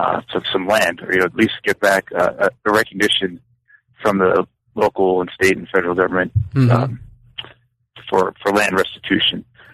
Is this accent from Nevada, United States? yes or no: no; New York, United States; moved away as an adult; now in Los Angeles, United States; But I'm from the East Coast, from New York, where I went to school as an undergraduate at Cornell University.